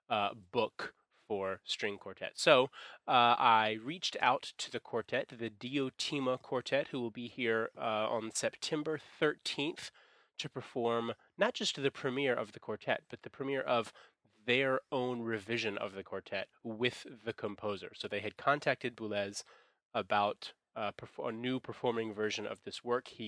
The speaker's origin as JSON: {"language": "English", "region": "Taipei", "country": "Taiwan", "tie": "born or raised there", "said": "something going on here in my hometown in Taipei"}